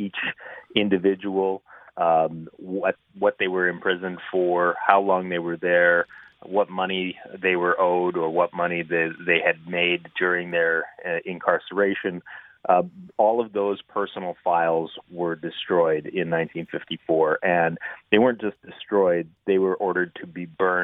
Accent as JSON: {"language": "English", "region": "Saskatchewan", "country": "Canada", "tie": "born or raised there", "said": "I grew up in Saskatchewan."}